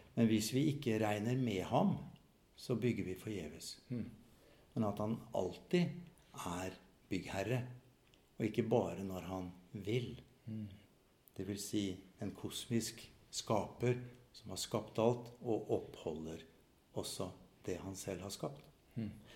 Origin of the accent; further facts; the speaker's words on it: Fredrikstad, Østfold, Norway; now in Molde, Norway; jeg er østlending fra Fredrikstad